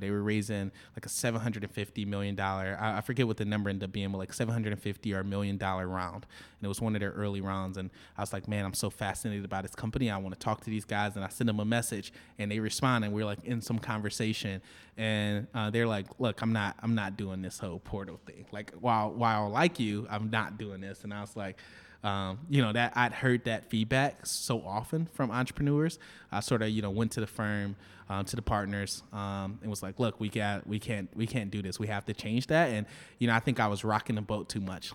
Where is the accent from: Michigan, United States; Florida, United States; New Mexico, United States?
Michigan, United States; Detroit; moved away as an adult; now in Los Angeles, United States; I grew up in Detroit, uh, in the Jeffries Projects, raised by a single mother